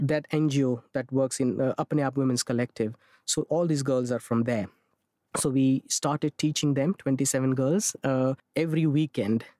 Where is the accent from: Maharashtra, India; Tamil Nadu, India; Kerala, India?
Maharashtra, India; Mumbai; I'm born and raised in Mumbai